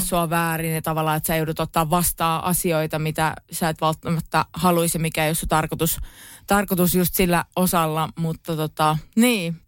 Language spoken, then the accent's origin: Finnish; Pori, Satakunta, Finland; kun on Poris kasvanut